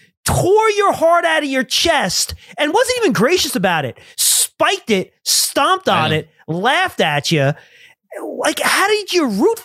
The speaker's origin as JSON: {"language": "English", "town": "New York City", "region": "New York", "country": "United States", "tie": "born or raised there", "said": "Well, I grew up in Brooklyn."}